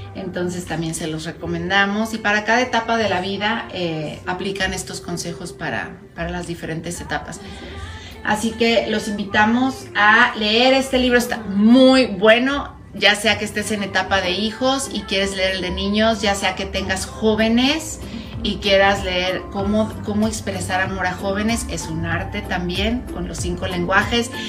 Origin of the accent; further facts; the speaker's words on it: Puebla, Mexico; moved away; yo soy de Puebla